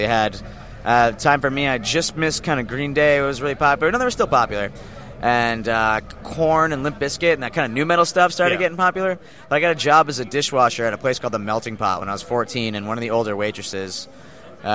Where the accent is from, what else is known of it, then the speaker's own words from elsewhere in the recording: Scranton, Pennsylvania, United States; moved away as an adult; I was from Scranton